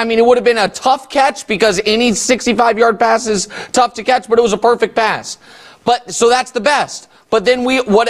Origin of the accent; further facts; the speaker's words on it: Kansas City, Missouri, United States; I'm a Chiefs guy, been rooting for my hometown team